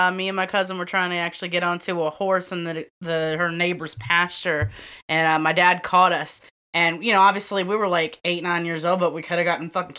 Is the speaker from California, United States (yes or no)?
no; Illinois, United States; Southern Illinois, might as well be Kentucky or Tennessee.